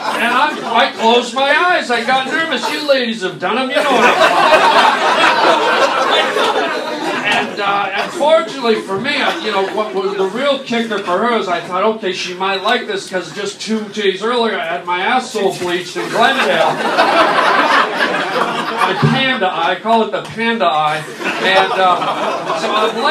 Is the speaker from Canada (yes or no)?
yes; Canada; When I was a little boy, I grew up in Canada